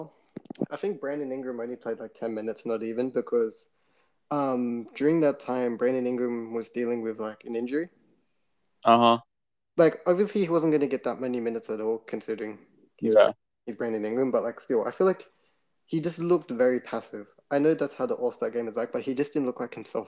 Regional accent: Australia; I'm from Australia

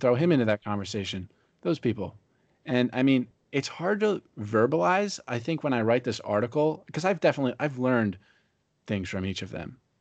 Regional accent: Pennsylvania, United States; now in Fort Myers, United States; I live in Fort Myers, Florida now. I'm from Pennsylvania.

